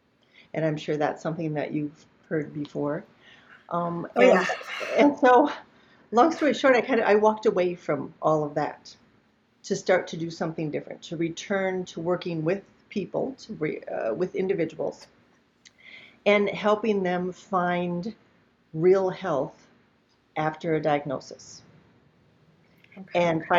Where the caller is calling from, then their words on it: Naples, Florida, United States; Today, in this moment, I happen to be in Naples, Florida, but I live in Minnesota most of the time